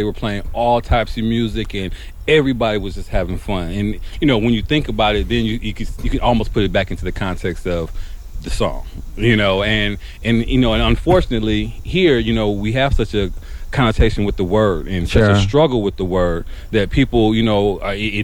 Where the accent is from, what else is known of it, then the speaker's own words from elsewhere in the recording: Milwaukee, Wisconsin, United States; I grew up in Milwaukee